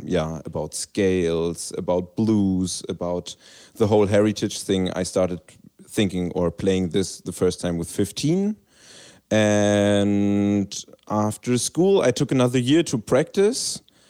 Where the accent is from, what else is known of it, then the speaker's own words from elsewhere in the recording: Berlin, Germany; I was raised in Berlin, capital of Germany.